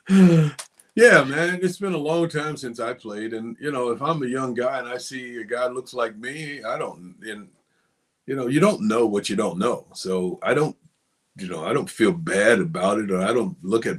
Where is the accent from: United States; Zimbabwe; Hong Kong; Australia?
United States; Hamlet, North Carolina; a guy that I grew up with in Hamlet, who also went to Richmond County